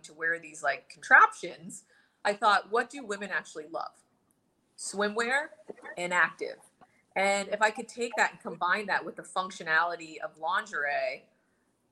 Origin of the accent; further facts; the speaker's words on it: New Smithville, Pennsylvania, United States; I'm an Indian girl that grew up in New Smithville, Pennsylvania with one Indian family